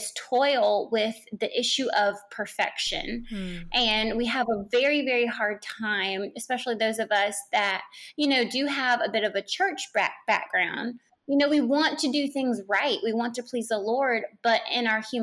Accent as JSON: {"language": "English", "town": "Charlotte", "region": "North Carolina", "country": "United States", "moved": "yes", "said": "I'm from Charlotte, North Carolina. Just recently moved back to Charlotte"}